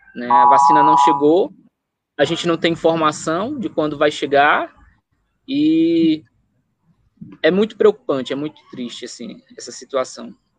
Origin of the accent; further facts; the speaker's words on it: Chapadinha, Maranhão, Brazil; Chapadinha, de onde eu nasci, cresci